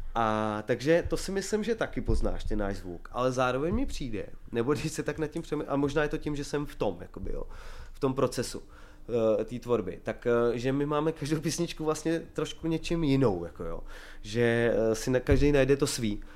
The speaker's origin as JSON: {"language": "Czech", "town": "Kamenice nad Lipou", "region": "Vysočina Region", "country": "Czechia", "moved": "yes", "lives_now": "Prague, Czech Republic", "said": "my jsme kapela z Vysočiny"}